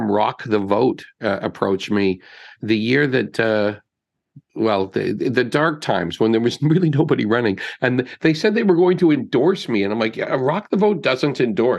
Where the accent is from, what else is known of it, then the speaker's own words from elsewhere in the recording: North Bay, Ontario, Canada; I just always feel like I'm some kid from North Bay who got lucky and came down here